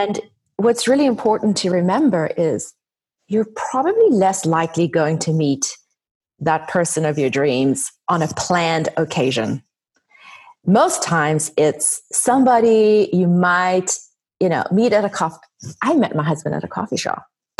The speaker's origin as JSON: {"language": "English", "country": "South Africa", "said": "So being South African, my dad's side of the family are all Italian, and that has influenced my style tremendously."}